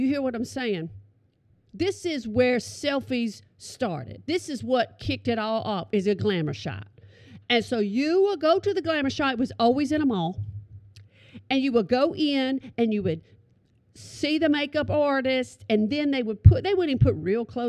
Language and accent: English; Oklahoma, United States; I'm from Oklahoma